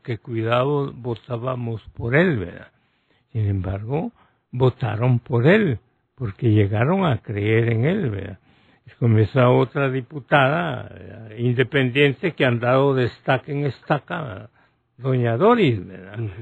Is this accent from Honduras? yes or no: yes; Honduras